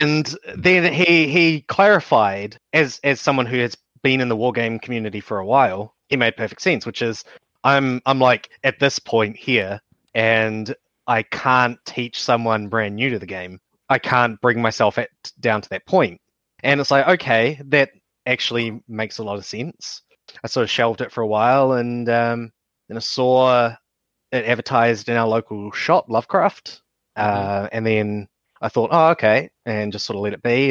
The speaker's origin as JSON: {"language": "English", "region": "Hawke's Bay", "country": "New Zealand", "said": "I am also from Hawke's Bay"}